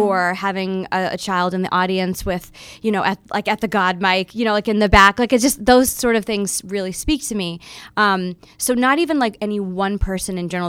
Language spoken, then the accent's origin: English; Florida, United States; growing up in Florida